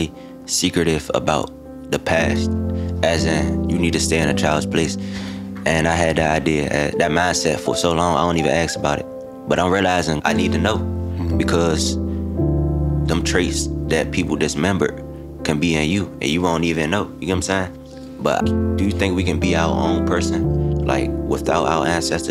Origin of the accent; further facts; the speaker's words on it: Washington, District of Columbia, United States; I'm from Washington, D.C., but I'm from a neighborhood Kenilworth Park's